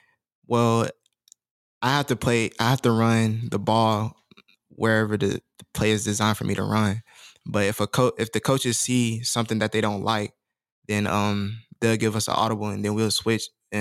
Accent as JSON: {"language": "English", "region": "Georgia", "country": "United States", "said": "because like I'm from Georgia."}